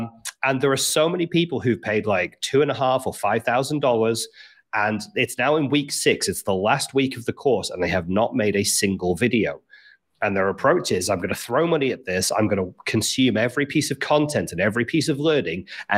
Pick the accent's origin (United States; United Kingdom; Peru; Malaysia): United Kingdom; Liverpool, North West England; I should sound like I'm from Liverpool, but I don't.